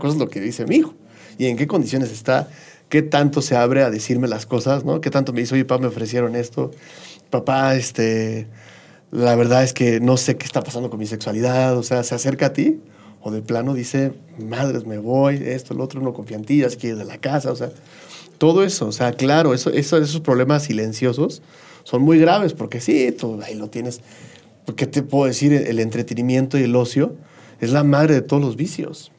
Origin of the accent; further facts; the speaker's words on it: State of Mexico, Mexico; Yo soy del, Estado de México